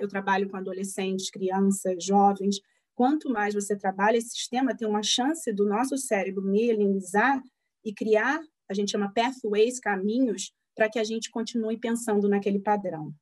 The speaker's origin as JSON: {"language": "Portuguese", "region": "Rio de Janeiro", "country": "Brazil", "tie": "born or raised there", "moved": "as an adult", "lives_now": "Pittsburgh, United States", "said": "minha cidade natal, no Rio de Janeiro"}